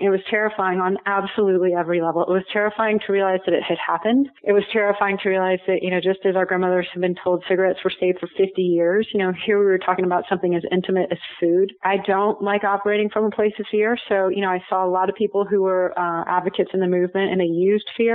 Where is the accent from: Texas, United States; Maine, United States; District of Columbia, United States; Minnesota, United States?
Texas, United States; Houston; moved away as an adult; now in Colorado, United States; I grew up in Texas in Houston